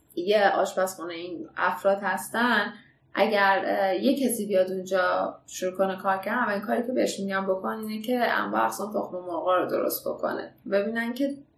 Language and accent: Persian; Iran; من خودم به عنوان یه ایرانی